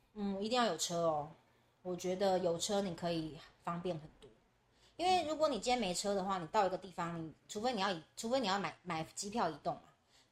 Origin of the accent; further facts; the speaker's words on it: Taiwan; 我们台湾人